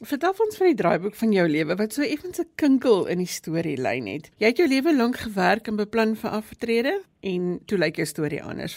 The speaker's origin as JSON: {"language": "Afrikaans", "country": "South Africa", "said": "in ons eie land"}